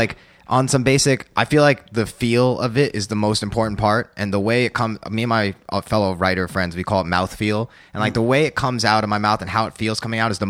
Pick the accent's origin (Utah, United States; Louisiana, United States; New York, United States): New York, United States; being a New Yorker and being half white